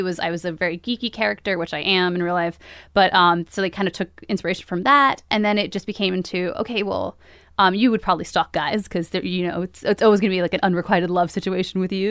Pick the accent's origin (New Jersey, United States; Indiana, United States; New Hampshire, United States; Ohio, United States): New Jersey, United States; Hudson County, northern; now in Jersey City, United States; we lived in New Jersey, sort of all over New Jersey